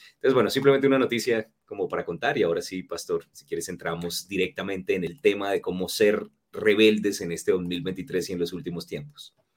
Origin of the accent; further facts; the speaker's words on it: Norte de Santander, Colombia; also born or lived in San Cristóbal, Táchira, Venezuela / Cúcuta / Pamplona; Y crecí después en Colombia